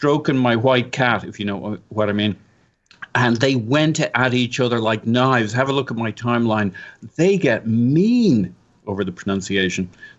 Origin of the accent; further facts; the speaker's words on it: Ireland; I'm not a colonial. I'm Irish.